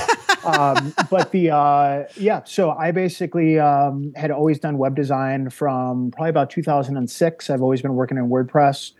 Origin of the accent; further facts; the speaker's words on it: Wonder Lake, Illinois, United States; moved away as an adult; also born or lived in North Carolina; I grew up in uh, the northwest suburbs of Chicago, uh, gotcha. a little town called Wonder Lake, Illinois